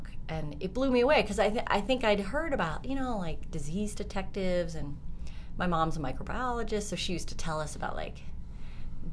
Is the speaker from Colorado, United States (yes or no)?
yes; Colorado, United States; I'm from Colorado